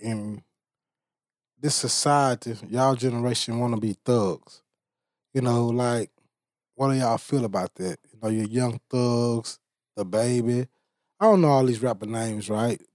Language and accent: English; Bastrop, Louisiana, United States; I'm from Bastrop, Louisiana